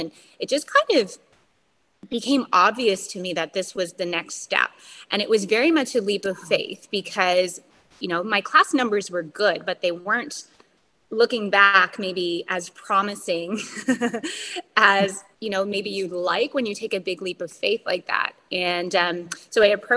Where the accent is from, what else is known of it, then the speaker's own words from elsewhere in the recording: Bathurst, New Brunswick, Canada; also born or lived in Toronto; I had traveled home to my hometown a couple times and reconnected with a guy that I had went to high school